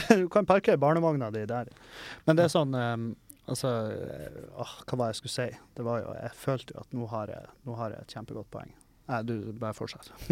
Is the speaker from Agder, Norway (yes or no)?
no; Meløy, Nordland, Norway; moved away; Hengkommunen min, Meløy